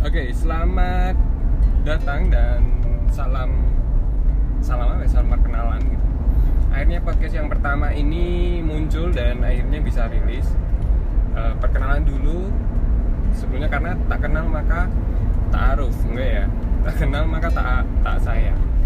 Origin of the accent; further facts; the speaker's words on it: Yogyakarta, Special Region of Yogyakarta, Indonesia; accent: medok (Javanese); aku asli Jawa Jawa ya asli jadi asli Jogja